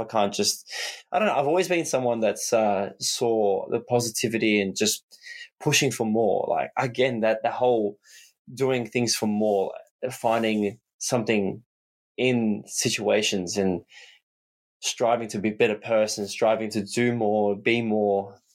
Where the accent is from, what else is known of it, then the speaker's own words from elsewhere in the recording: Australia; as an Aussie, we're so far away from the world